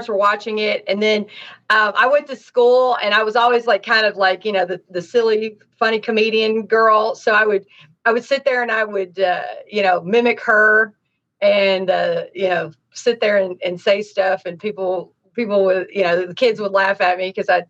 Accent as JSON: {"language": "English", "town": "Nashville", "region": "Tennessee", "country": "United States", "also_born_or_lived": "Dade County, Florida", "moved": "yes", "lives_now": "Los Angeles, United States", "said": "I'm from Tennessee, Nashville"}